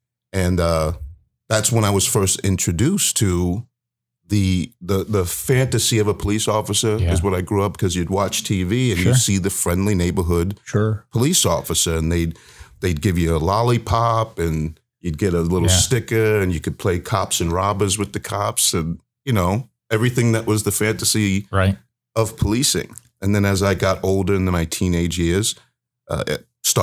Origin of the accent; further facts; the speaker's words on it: Baltimore, Maryland, United States; also born or lived in New York / Massachusetts; I am from the East Coast originally. So I grew up, born in New York, went to Massachusetts shortly thereafter, then Maryland, Baltimore, Maryland. So I'm an East Coast baby.